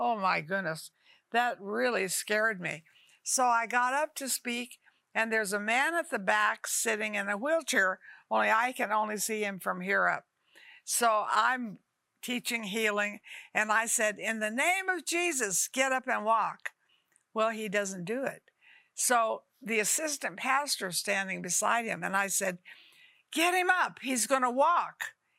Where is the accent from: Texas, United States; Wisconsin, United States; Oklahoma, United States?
Texas, United States; Dalhart; I was born in Dalhart, Texas, a little tiny town